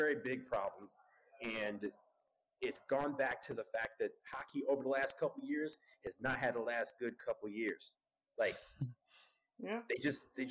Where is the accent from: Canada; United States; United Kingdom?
United States; Detroit, Michigan; I'm from Detroit